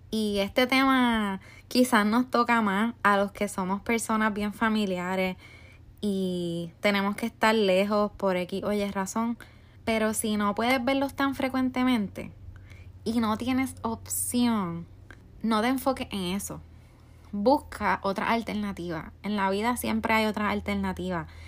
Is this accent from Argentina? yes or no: no; Puerto Rico; now in United States; yo soy de Puerto Rico y resido en Estados Unidos